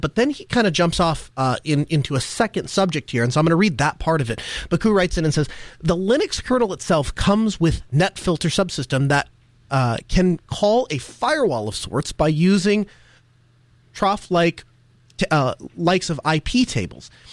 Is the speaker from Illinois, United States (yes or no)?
no; North Dakota, United States; moved away; I grew up in North Dakota